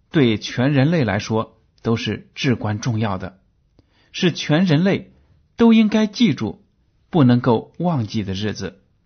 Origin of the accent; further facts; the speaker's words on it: China; 在我们的中国文化当中